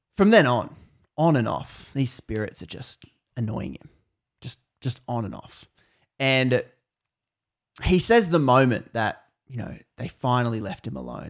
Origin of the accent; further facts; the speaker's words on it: Australia; I'm Australian